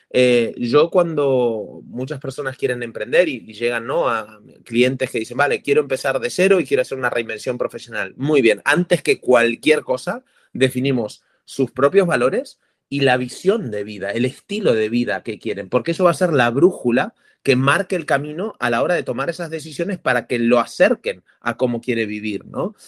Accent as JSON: {"language": "Spanish", "country": "Argentina", "tie": "born or raised there", "also_born_or_lived": "Indonesia / Costa Rica", "moved": "yes", "lives_now": "Barcelona, Spain", "said": "Yo nací en Argentina, viví en Indonesia, me vine a Barcelona, estuve en Costa Rica también emprendiendo, en Indonesia, aquí, en Barcelona, que es donde vivo ahora"}